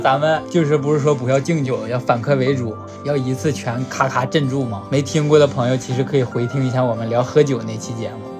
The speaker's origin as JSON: {"language": "Chinese", "town": "Hulunbuir", "region": "Inner Mongolia", "country": "China", "moved": "yes", "lives_now": "southern China", "said": "呼伦贝尔的"}